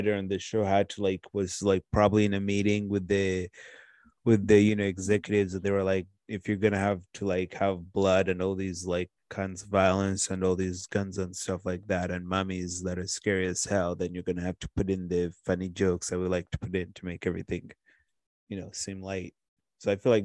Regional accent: Watertown, Massachusetts, United States; I'm from Watertown

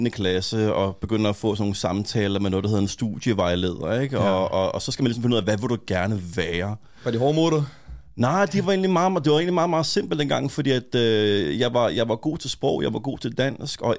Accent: Copenhagen, Capital Region of Denmark, Denmark; jeg kommer fra Urbanplanen

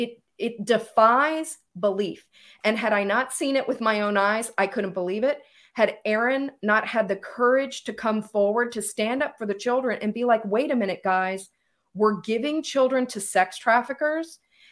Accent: United States; speaking in my personal capacity as a American who sees what's happening

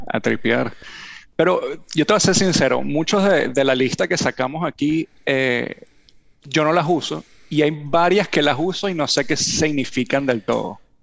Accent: Venezuela; accent: Venezuelan; now in United States

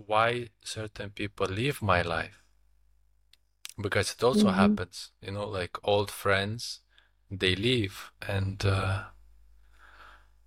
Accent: Lithuania; I am from Lithuania, my wife as well

